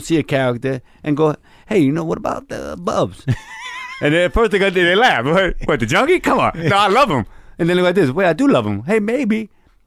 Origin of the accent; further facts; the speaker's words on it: New York, United States; I grew up in New York.